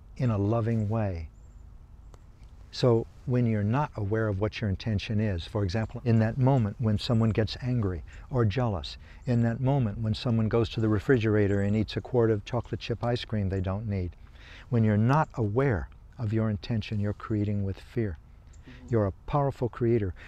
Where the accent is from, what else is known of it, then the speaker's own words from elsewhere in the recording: Kansas, United States; I come from Kansas